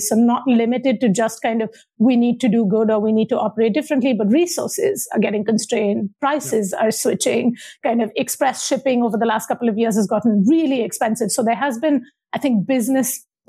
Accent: Mumbai, Maharashtra, India; moved away; I am originally from Bombay, now Mumbai in India, and grew up in kind of Bombay in the 80s and 90s.

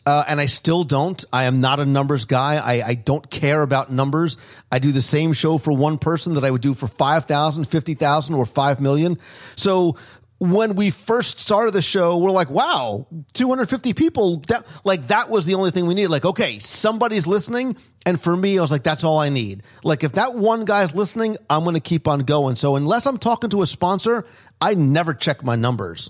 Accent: New Jersey, United States; I grew up in Jersey

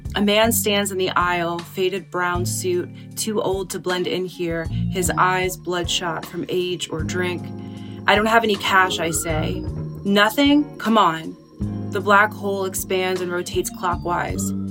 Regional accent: Philadelphia, Pennsylvania, United States; moved away as an adult; also born or lived in San Francisco; I'm from Philadelphia.

